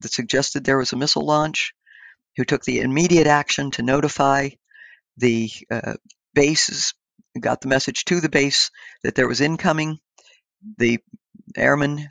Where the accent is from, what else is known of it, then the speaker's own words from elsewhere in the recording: Indiana County, Pennsylvania, United States; We grew up on a little subsistence farm in the hills of Pennsylvania, Indiana County, Pennsylvania